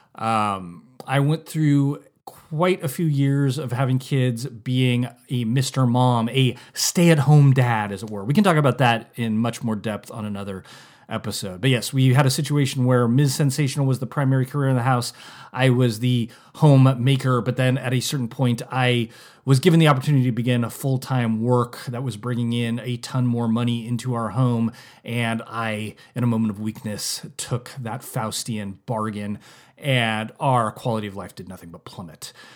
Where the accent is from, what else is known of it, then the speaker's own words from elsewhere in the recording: Santa Rosa, California, United States; moved away as an adult; now in Napa, United States; We said Santa Rosa, California